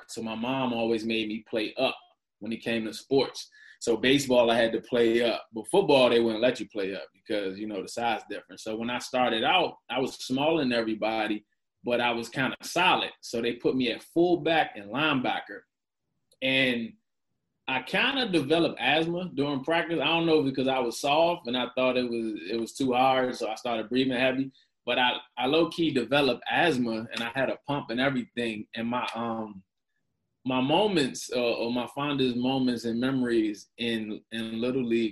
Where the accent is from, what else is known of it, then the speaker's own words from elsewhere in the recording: Prince George's County, Maryland, United States; I'm not from that side. So but I grew up between Largo and Seat Pleasant